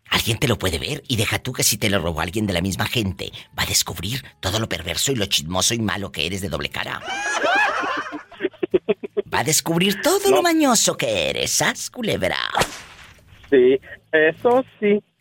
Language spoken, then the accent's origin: Spanish; Apatzingán, Michoacán, Mexico; De allí, de un lado de Apaxingán